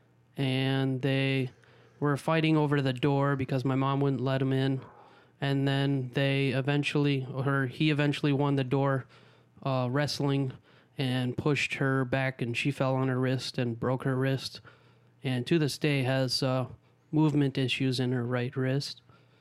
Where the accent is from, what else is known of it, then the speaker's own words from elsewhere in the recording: Tempe, Arizona, United States; also born or lived in Omaha, Nebraska; grew up actually in Tempe, Arizona